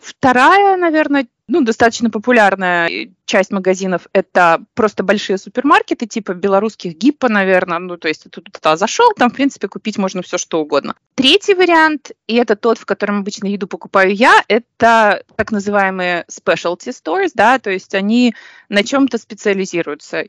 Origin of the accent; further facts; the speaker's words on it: Minsk, Belarus; moved away; Я в детстве жила в Минске на автозаводе